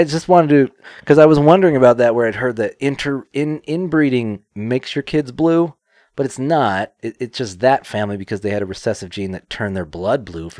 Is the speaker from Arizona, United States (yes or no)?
no; Kentucky, United States; I'm from Kentucky.